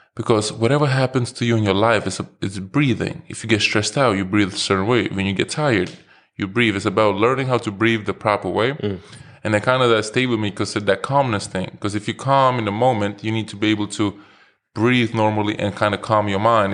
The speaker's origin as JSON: {"language": "English", "town": "New York City", "region": "New York", "country": "United States", "tie": "born or raised there", "said": "growing up in New York"}